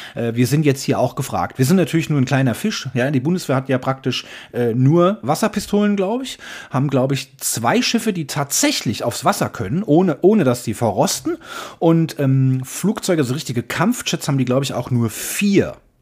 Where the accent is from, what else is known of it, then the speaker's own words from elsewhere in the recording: Germany; wir als Deutsche